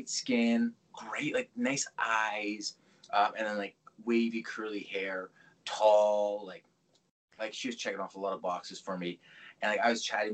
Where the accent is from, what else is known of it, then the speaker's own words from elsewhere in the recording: Mississauga, Ontario, Canada; I grew up Streetsville